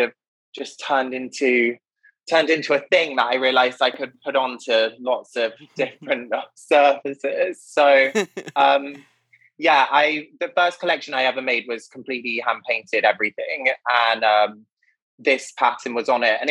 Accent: United Kingdom; moved away as an adult; also born or lived in Oxford / Paris / London; now in New York, United States; I was born in Oxford, but I grew up in the middle of the countryside in the United Kingdom

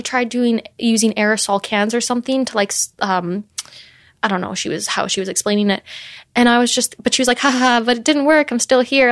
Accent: Canada; I'm Canadian

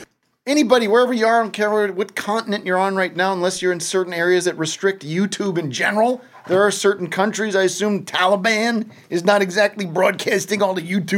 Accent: Allentown, Pennsylvania, United States; now in Glendale, United States; Back on the East Coast, where I grew up, back in my hometown. … What time is it back there in Allentown, Bethlehem?

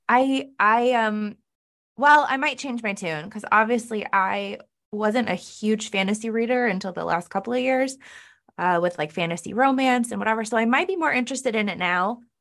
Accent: Northern California, United States; moved away as an adult; now in Cleveland, United States; I'm originally from Northern California, but I do now live in Cleveland, Ohio

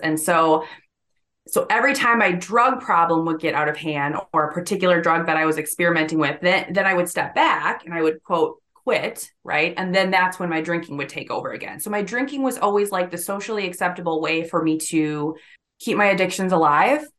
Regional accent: Hudson, Wisconsin, United States; I was born and raised in a, a small town called Hudson, Wisconsin, which is about fifteen miles or so east of Saint Paul, Minnesota

